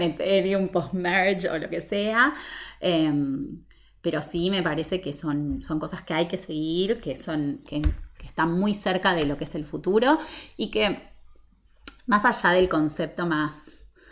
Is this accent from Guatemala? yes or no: no; Argentina; nosotros como argentinos